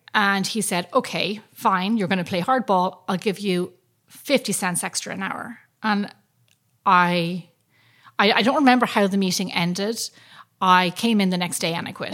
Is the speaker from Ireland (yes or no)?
yes; Ireland; I'm from Ireland, and that's like that's my thing.